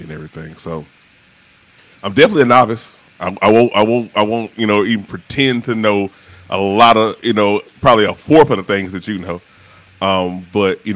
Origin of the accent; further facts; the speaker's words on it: Shreveport, Louisiana, United States; also born or lived in Atlanta metro area; now in Atlanta, United States; I'm originally from the medium-sized city, not the big city, the medium-sized city of Shreveport, Louisiana